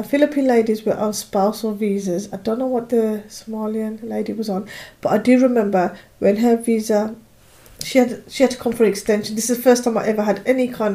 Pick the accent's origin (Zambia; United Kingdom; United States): United Kingdom; as a British person